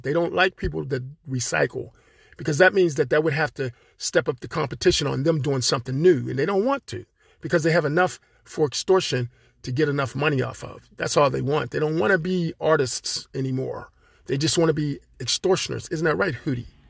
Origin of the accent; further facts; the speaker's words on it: Pittsburgh, Pennsylvania, United States; I'm from Pittsburgh, Pennsylvania. I'm here, living here